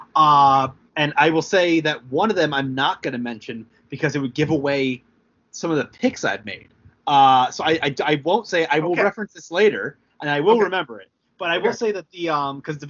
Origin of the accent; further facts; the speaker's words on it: Long Island, New York, United States; I grew up on Long Island